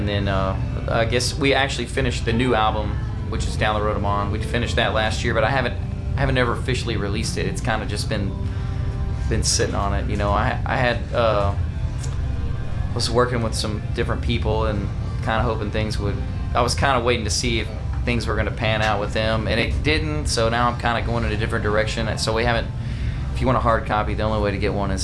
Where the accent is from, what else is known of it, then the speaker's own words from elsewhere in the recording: Dickinson, Texas, United States; now in Friendswood, United States; I grew up in Dickinson